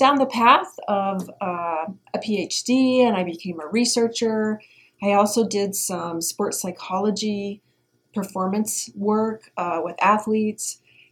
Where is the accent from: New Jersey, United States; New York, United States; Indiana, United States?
Indiana, United States; So I'm from Indiana. I'm from the Midwest, and I grew up playing all kinds of sports